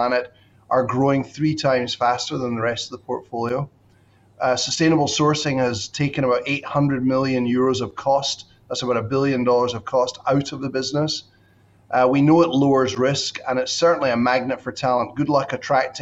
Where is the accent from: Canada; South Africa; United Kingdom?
United Kingdom; Scotland; moved away as an adult; also born or lived in United States / Bangkok / Shanghai / Singapore; I'm Scottish by birth and education